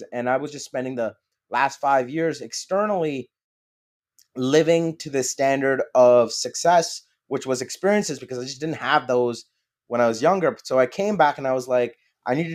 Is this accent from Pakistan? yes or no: yes; Pakistan; English is a second language; moved away; being a Pakistani immigrant